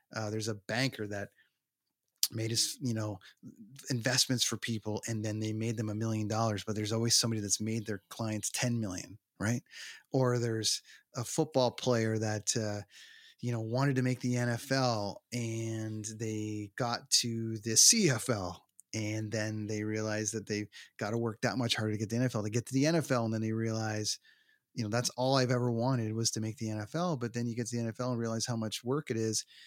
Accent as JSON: {"language": "English", "town": "Toronto", "region": "Ontario", "country": "Canada", "tie": "born or raised there"}